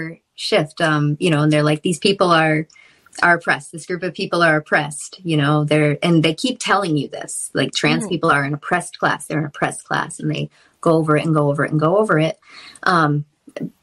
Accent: Massachusetts, United States; I grew up in Massachusetts

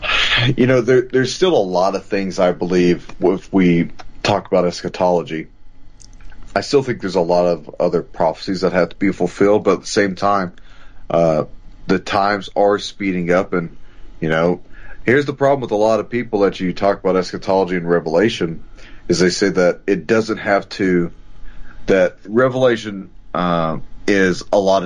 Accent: United States; as an American

